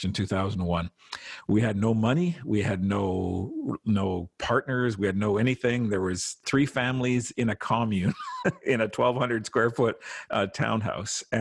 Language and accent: English; Saskatchewan, Canada; now in Toronto, Canada; when we were kids growing up in Saskatchewan